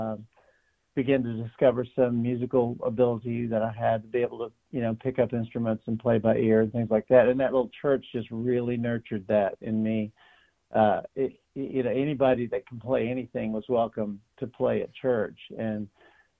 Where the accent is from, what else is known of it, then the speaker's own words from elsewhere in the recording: Andrews, Texas, United States; also born or lived in Tennessee; now in Nashville, United States; It's where I grew up, and native Texans are just kind of that way